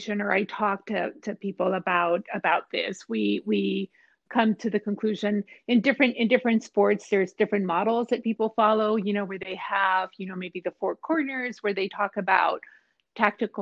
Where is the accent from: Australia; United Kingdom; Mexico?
Mexico; moved away as an adult; now in United States; I'm originally from Mexico, so I worked in Mexico